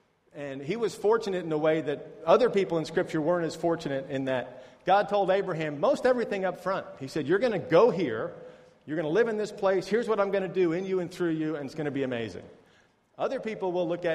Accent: United States; moved away; I'm from America.

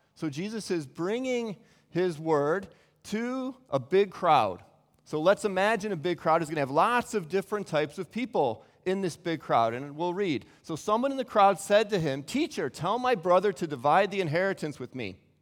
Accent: Chicago, Illinois, United States; moved away as an adult; also born or lived in Cincinnati; now in Beijing, China; Chicago's my hometown

